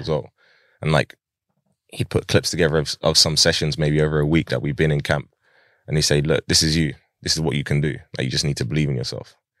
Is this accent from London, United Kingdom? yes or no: yes; Pinner, London, United Kingdom; I lived in different places in Harrow in, throughout my childhood. And, uh, I grew up in, like, probably the majority of the time that I grew up was in Pinner